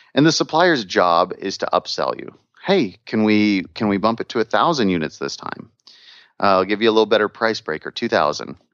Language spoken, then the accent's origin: English; Missouri, United States; moved away; I'm from Missouri originally